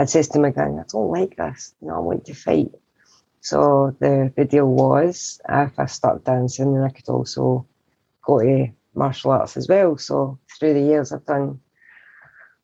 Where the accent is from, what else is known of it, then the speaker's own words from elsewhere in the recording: Scotland, United Kingdom; accent: Scottish; I'm Scottish.